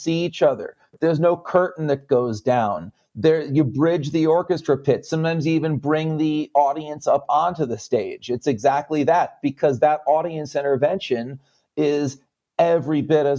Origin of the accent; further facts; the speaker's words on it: Connecticut, United States; also born or lived in New York; I'm a Jew from Connecticut with New York roots